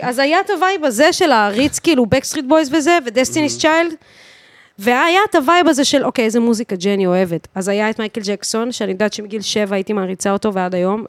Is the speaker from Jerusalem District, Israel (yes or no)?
no; Bat Yam, Tel Aviv District, Israel; אני מבת ים